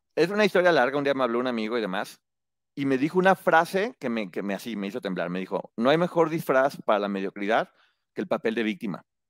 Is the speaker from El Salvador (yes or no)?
no; Guadalajara, Jalisco, Mexico; moved away; estudié la especialidad en mercadotecnia y publicidad en Guadalajara, de donde vengo